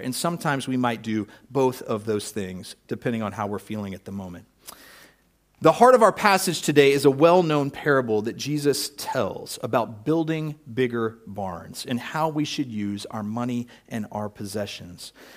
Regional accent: United States; I'm an American

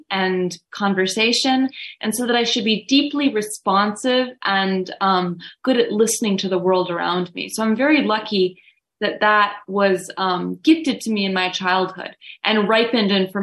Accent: Woodstock, New York, United States; they moved up to Woodstock. So I was raised in the shadow of Overlook Mountain

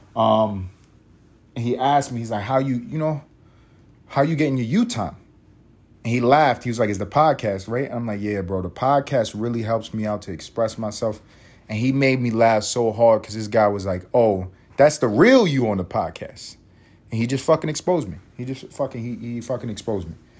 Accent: New York City, New York, United States; I went to sc, middle school in my hometown of East Harlem, New York City

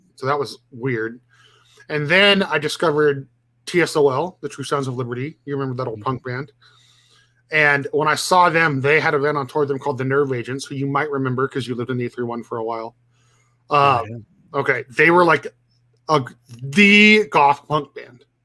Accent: Watsonville, California, United States; I was actually born and raised in Watsonville.

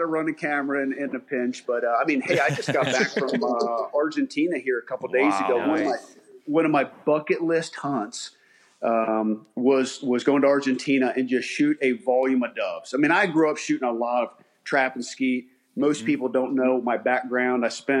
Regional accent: Maryland, United States; also born or lived in Ohio; born and raised in Maryland. Went to college in Ohio

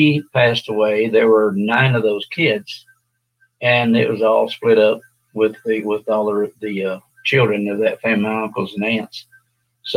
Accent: West Texas, United States; I was born in West Texas, out on a ranch in West Texas in 1941. I lived on a ranch.

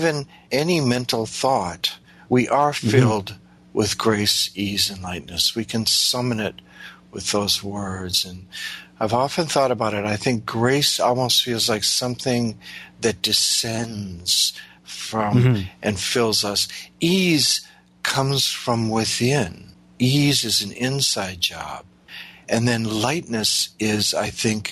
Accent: Midwest of the U.S., United States; moved away; I came from the Midwest of the U.S.

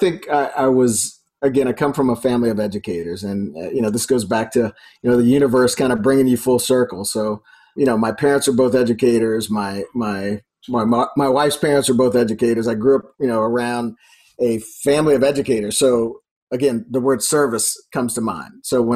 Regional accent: Lafayette, Louisiana, United States; So Lafayette, Louisiana.

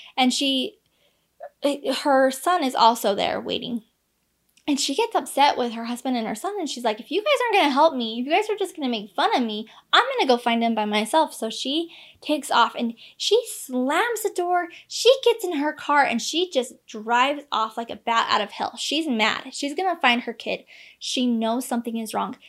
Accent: Utah, United States; I'm from Utah.

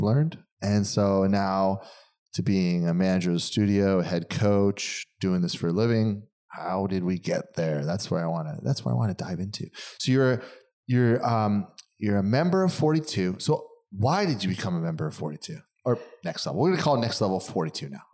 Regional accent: East Coast, United States; moved away as an adult; now in California, United States; I'm East Coast guy

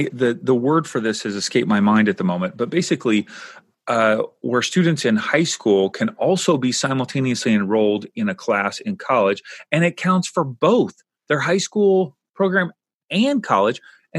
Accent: Kentucky, United States; now in California, United States; I grew up in Kentucky.

